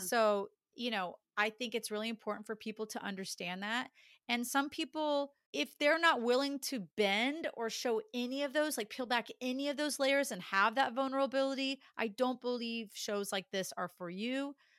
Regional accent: Dallas, Texas, United States; born and raised in Dallas

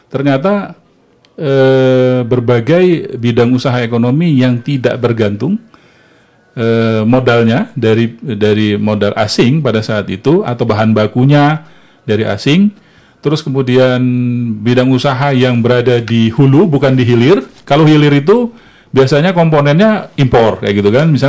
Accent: South Sumatra, Indonesia; seperti yang saya ceritakan di yang di kampung saya di Sumatera Selatan Bukit Barisan bertahan

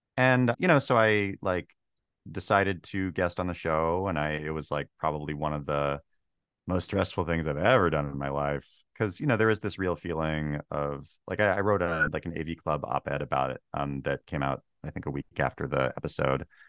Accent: Washington, United States; moved away; also born or lived in Los Angeles; I grew up in the Twilight of Preservation, Washington State

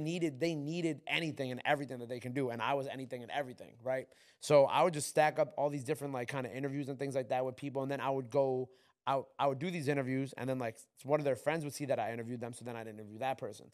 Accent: New York, United States; I'm from New York

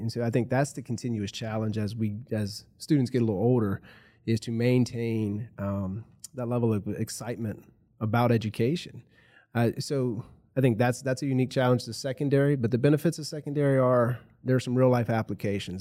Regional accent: Rustburg, Virginia, United States; I grew up in, uh, Campbell County in the Rustburg area. I've lived around here my whole life

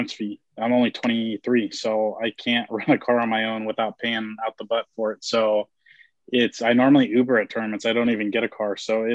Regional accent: Roseville, California, United States; I grew up in a small town outside Sacramento, California called Roseville

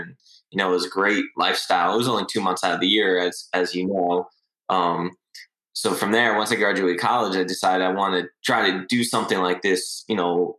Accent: Long Island, New York, United States; I grew up in Long Island, New York. And I lived for the summers, you know, all through middle school and high school.

